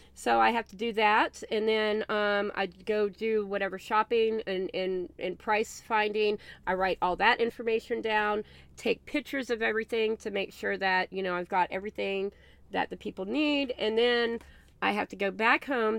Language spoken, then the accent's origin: English; the South, United States; I am from the South